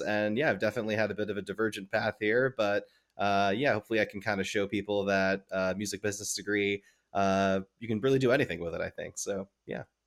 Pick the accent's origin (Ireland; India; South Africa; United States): United States; New Jersey; growing up in New Jersey